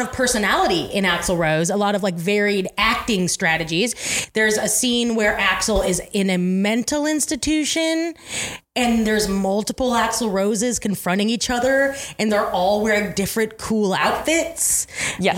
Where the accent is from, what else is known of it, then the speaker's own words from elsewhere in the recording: Eugene, Oregon, United States; the restaurant I grew up working in in Eugene